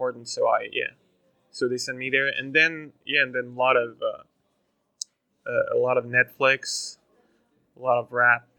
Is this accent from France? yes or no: yes; France; English is a second language; also born or lived in Charleston, South Carolina; So I'm from France. I'm from France. So I was born here, raised here.